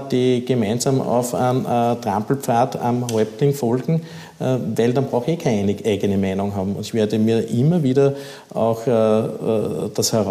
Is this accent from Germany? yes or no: no; Upper Austria, Austria; Ich habe das selber miterlebt in meiner Heimatgemeinde, was die Welser Westspange betroffen hat.